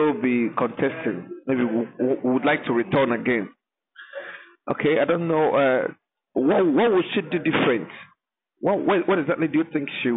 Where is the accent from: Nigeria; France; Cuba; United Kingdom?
Nigeria; Eluama; I am from Eluama